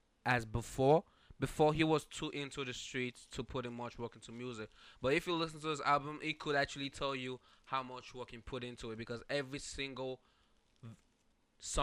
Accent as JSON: {"language": "English", "country": "Nigeria", "moved": "yes", "said": "I'm from Nigeria"}